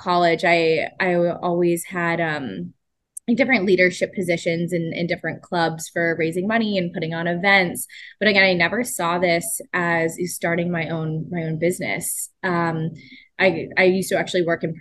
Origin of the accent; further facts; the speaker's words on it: Pittsburgh, Pennsylvania, United States; I grew up in Pittsburgh